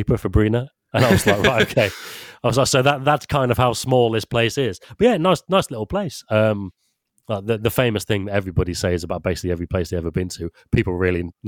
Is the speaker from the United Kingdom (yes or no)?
yes; Leamington Spa, West Midlands, United Kingdom; I'm from Leamington Spa, which has got, I don't know, like 100,000 or something.